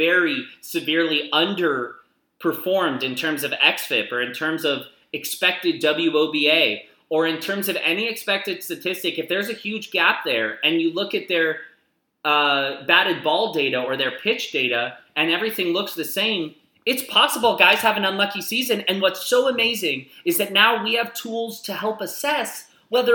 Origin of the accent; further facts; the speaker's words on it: Arizona, United States; moved away; I'm from Arizona.